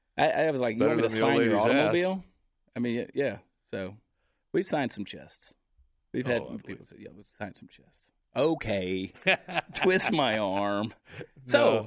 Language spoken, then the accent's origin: English; Georgia, United States; No, I'm from the Deep South, so I can make fun of it. I had to get away out of state of Georgia to get away from the family business of meth.